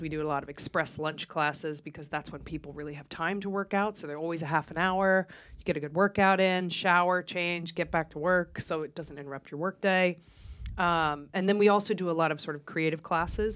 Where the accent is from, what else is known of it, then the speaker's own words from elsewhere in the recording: Collegeville, Pennsylvania, United States; moved away as an adult; also born or lived in Philadelphia; now in Stockholm, Sweden; we grew up in a town called Collegeville. So outside Philadelphia.